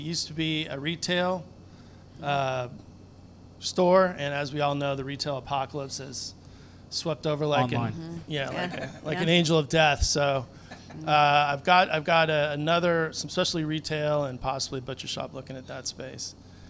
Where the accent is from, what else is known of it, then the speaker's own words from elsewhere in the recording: Southern California, United States; moved away as an adult; also born or lived in Texas; now in Houston area, United States; I'm originally from Southern California.